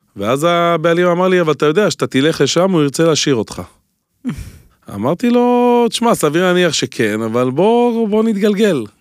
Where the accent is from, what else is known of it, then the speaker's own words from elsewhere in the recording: Holon, Tel Aviv District, Israel; אני הגעתי מחולון